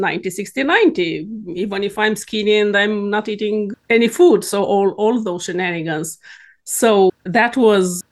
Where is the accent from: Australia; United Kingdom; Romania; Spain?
Romania; moved away as an adult; now in Sweden; I am born and raised in Romania